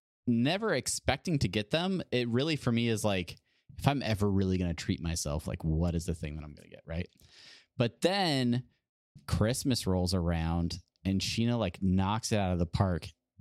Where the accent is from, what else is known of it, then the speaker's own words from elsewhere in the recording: California, United States; I had to work three jobs growing up in Southern California to try and eat and have a vehicle and have a place to live